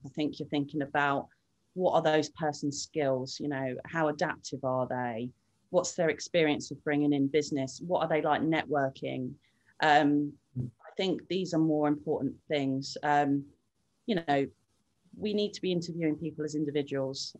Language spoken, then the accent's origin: English; Littlehampton, South East England, United Kingdom; also born or lived in Brighton / Hove; originally, I grew up in Littlehampton. Um, I left there when I was 13 years old, came to Brighton when I was 14